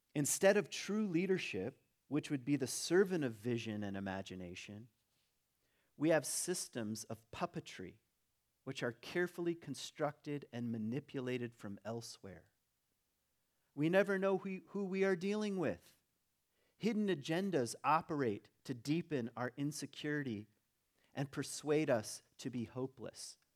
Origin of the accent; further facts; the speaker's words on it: Michigan, United States; also born or lived in Virginia; I was born in Virginia, lived in Michigan